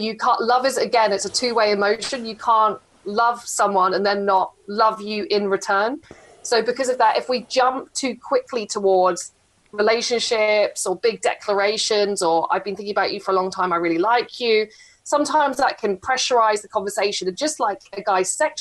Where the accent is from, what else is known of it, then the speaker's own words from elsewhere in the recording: England, United Kingdom; I'm so English